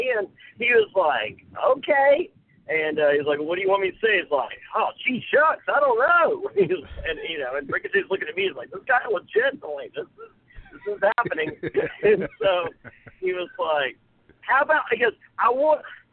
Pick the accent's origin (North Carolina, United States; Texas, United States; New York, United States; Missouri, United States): North Carolina, United States; Greensboro; I grew up outside of Greensboro, North Carolina